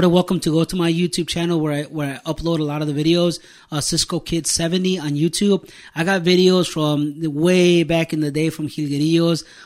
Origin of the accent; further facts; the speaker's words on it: Michoacán, Mexico; So when I got into the music scene, like a lot of people didn't know that I was from Michoacan.